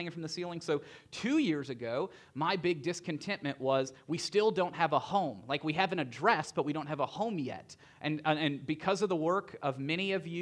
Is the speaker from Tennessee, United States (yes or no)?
yes; Tennessee, United States; I grew up in Tennessee